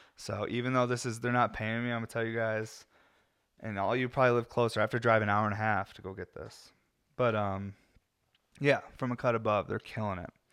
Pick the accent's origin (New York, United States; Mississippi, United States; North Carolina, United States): New York, United States; Syracuse; now in Colorado, United States; I'm from Syracuse, New York, where it's always gray